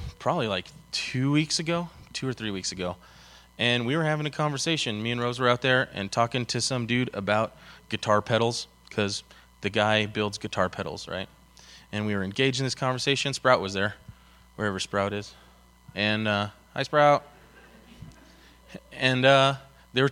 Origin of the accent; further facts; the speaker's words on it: Denver, Colorado, United States; I'm born and raised in Denver. I actually went to high school 4 blocks from this building right here.